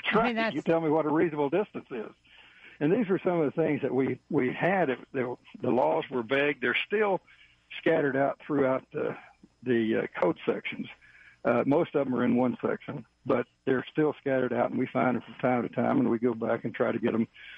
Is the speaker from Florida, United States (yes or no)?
no; Texas, United States; She is a lady that, I'm originally from Texas, and she's actually from Colorado, but was raised in Texas.